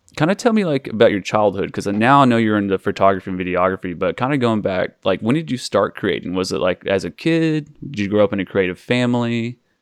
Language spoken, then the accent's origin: English; Oklahoma, United States; I grew up in Oklahoma